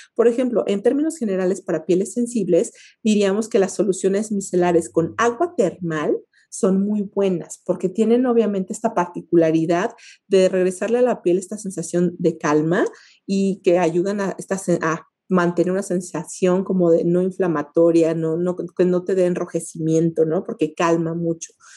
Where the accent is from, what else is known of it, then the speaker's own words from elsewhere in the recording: Mexico; como mexicanos